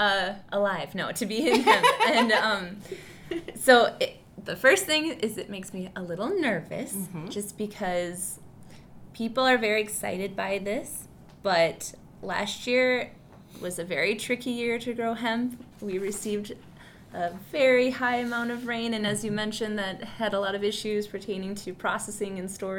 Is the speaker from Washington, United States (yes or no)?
no; Wisconsin, United States; also born or lived in California; I am actually a Wisconsin native